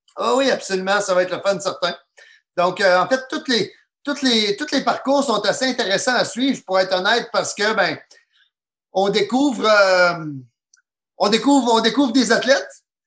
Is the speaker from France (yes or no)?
no; Gaspésie, Quebec, Canada; also born or lived in Trois-Rivières / Rimouski; je viens de la Gaspésie